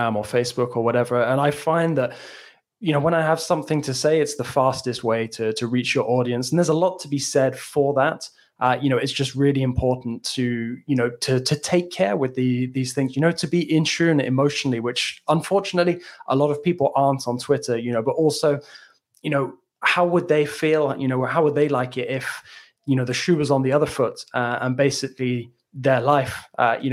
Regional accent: England, United Kingdom; moved away; I could have gone to school with years ago in England.

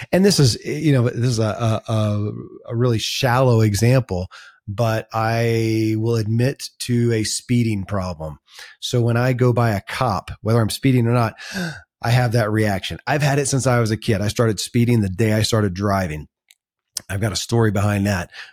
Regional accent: Kentucky, United States; born or raised there

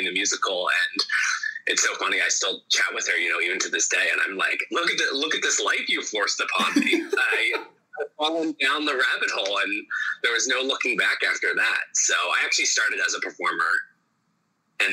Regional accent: Philadelphia, Pennsylvania, United States; moved away as an adult; now in New York City, United States; I'm originally from Philadelphia, Pennsylvania, but I went to college in New York at Wagner College

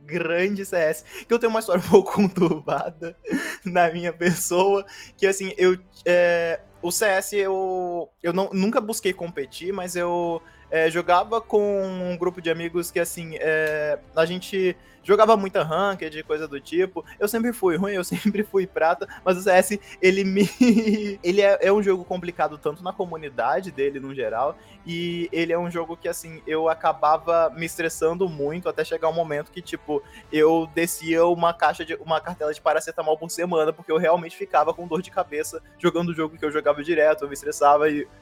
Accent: São Gonçalo, Rio de Janeiro, Brazil; eu sou de São Gonçalo, do Rio de Janeiro

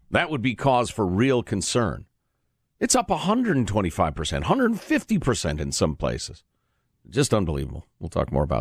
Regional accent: Canada; Uh, I am Canadian, and he and I enjoy comparing our political systems.

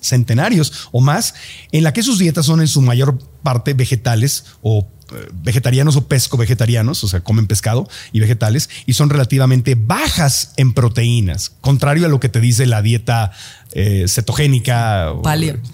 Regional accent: Mexico; now in United States; llevo tantos años viviendo en Estados Unidos, al principio como mexicano

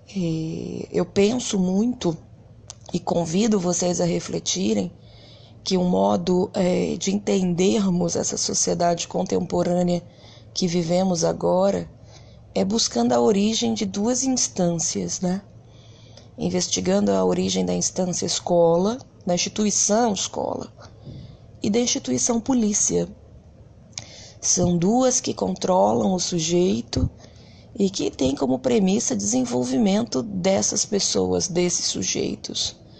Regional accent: Rio de Janeiro, Brazil; Eu venho de um bairro bastante humilde no Rio de Janeiro chamado Bangu. E eu costumo sempre dizer para as pessoas a minha origem

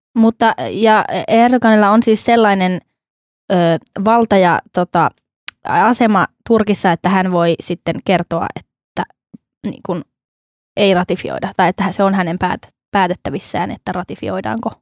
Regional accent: North Ostrobothnia, Finland; minun ja Ilmon kotikonnuilla, eli tuolla Pohjois-Pohjanmaalla

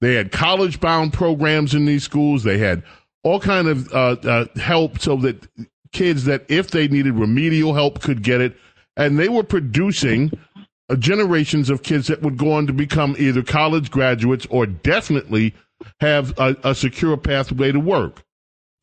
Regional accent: New York City, New York, United States; the neighborhood I grew up in. I grew up in St. Albans

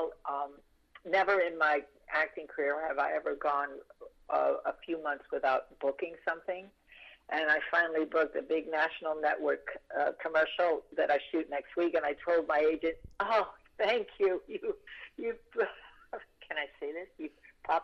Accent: Puerto Rico; When I was growing up in Puerto Rico

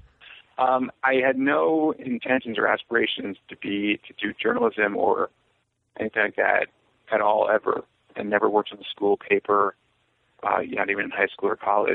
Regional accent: New York City, New York, United States; also born or lived in Yonkers, New York / St. Louis, Missouri; Well, I'm from New York originally. I was born in Yonkers and then moved to Riverdale in the Bronx when I was 10, which is nearby as well

